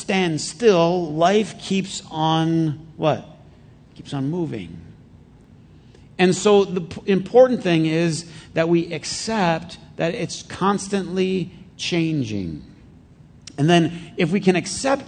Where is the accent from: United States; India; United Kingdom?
United States; Flint, Michigan; I grew up in Flint